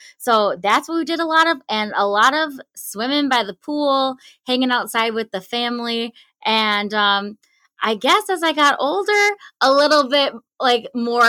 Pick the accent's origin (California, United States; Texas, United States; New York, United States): New York, United States; Lancaster; You got it. Lancaster, New York.